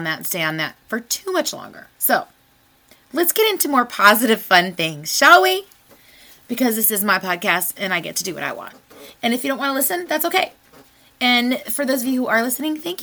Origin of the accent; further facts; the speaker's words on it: United States; I was born in the United States of America